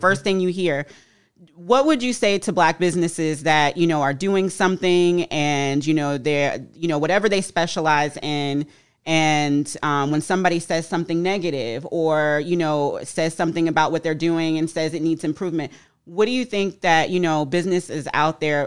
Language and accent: English; Florida, United States; moved away as an adult; I'm from Florida